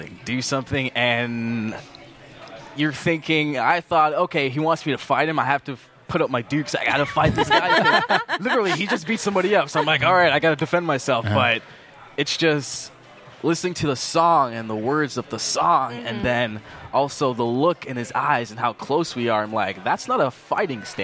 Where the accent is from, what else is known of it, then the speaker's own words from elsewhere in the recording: Canada; also born or lived in Jamaica; We're all from Canada